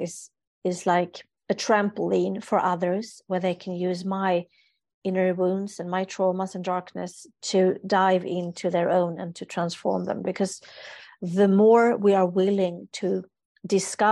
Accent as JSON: {"language": "English", "country": "Sweden", "said": "I'm from a culture, I'm from Sweden, so where we don't show strong emotions"}